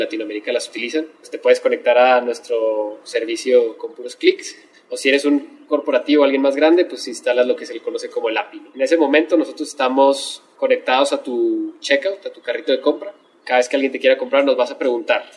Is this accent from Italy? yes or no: no; Mexico; como buenos mexicanos